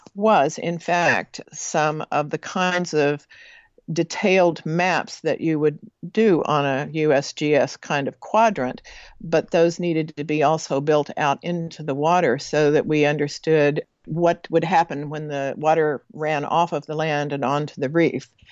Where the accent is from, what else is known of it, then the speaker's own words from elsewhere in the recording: Texas panhandle, United States; moved away as an adult; also born or lived in American Samoa; growing up in the Texas panhandle